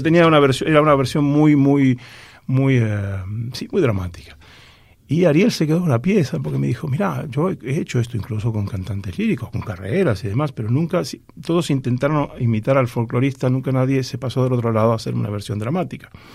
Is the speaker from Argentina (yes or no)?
yes; Argentina; mi misión como argentino es, ser embajador cultural de mi país